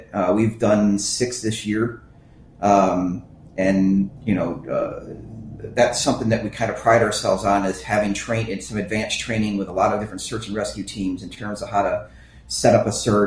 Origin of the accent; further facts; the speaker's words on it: Fate, Texas, United States; my hometown